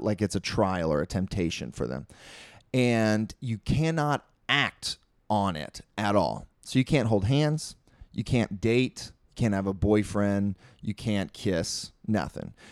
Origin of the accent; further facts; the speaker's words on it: Maryland, United States; moved away as an adult; also born or lived in Italy; now in Utah, United States; I grew up in Maryland